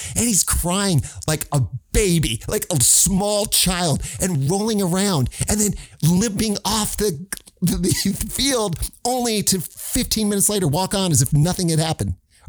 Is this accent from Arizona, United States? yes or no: yes; Phoenix, Arizona, United States; moved away; also born or lived in California; I grew up in Phoenix watching basketball.